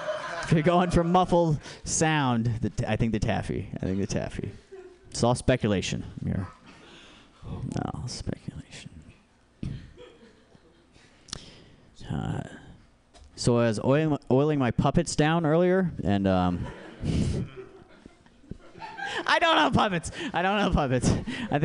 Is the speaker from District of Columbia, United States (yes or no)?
no; Alaska, United States; now in San Francisco, United States; I grew up in Alaska